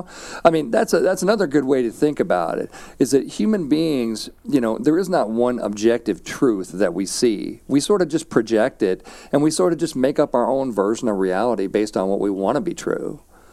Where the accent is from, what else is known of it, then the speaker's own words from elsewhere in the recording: St. Louis, Missouri, United States; I grew up in St. Louis, Missouri.